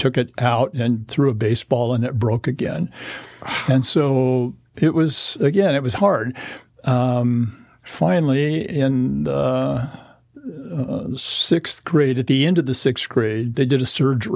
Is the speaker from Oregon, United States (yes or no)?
yes; Corvallis, Oregon, United States; I was born in Corvallis, Oregon, a native Oregonian